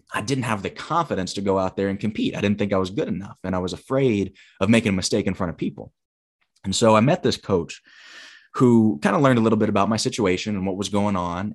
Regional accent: Huntsville, Alabama, United States; moved away as an adult; also born or lived in Michigan; a different gym in my hometown of Huntsville

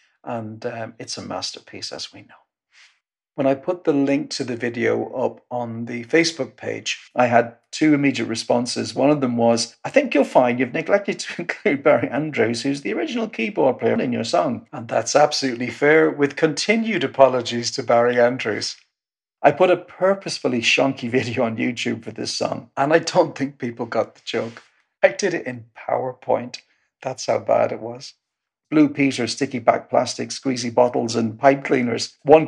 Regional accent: Ireland; also born or lived in North West England / Loughton; I'm a songwriter from Ireland, born in the northwest of England, lived in Loughton.

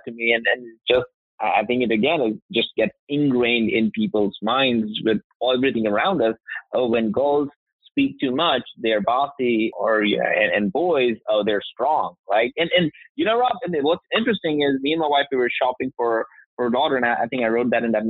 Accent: India; also born or lived in Alabama, United States; now in Alpharetta, United States; I grew up in India.

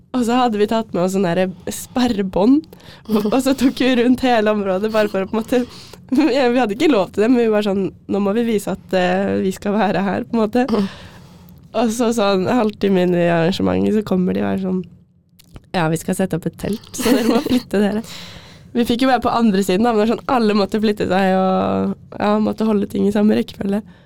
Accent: Jessheim, Akershus, Norway; jeg kommer fra Jessheim

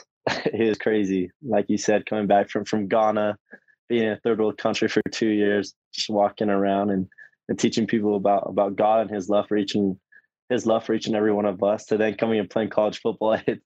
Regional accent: American Fork, Utah, United States; I grew up in American Fork

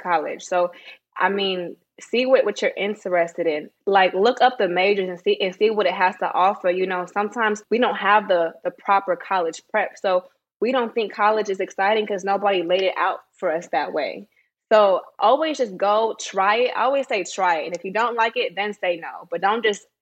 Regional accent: Bay Area, California, United States; also born or lived in Sacramento, California; I'm from the Bay Area, but my dad got married, so we moved to Sacramento

